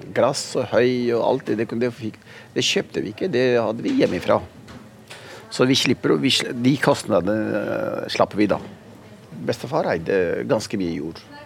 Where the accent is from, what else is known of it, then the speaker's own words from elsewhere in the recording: Oslo, Norway; also born or lived in Pakistan; Så jeg vokste opp i Oslo, midt i sentrum. I Pilestredet.